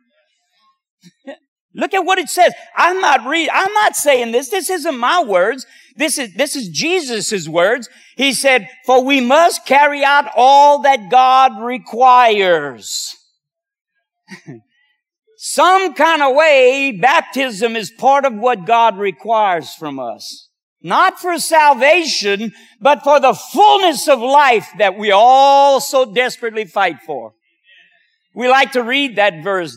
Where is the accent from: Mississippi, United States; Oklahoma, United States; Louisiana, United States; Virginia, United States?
Louisiana, United States; Cajun; being Cajun